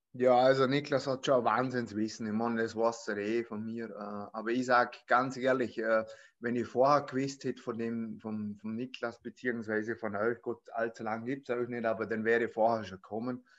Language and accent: German; Vorarlberg, Austria; bin aus Vorarlberg